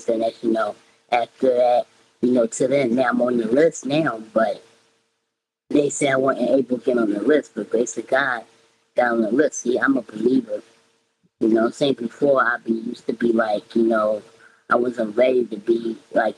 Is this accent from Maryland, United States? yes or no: no; Philadelphia, Pennsylvania, United States; I'm from Philly